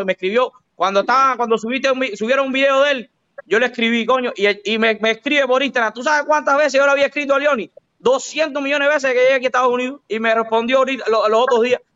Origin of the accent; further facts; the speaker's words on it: Cuba; moved away; El cubano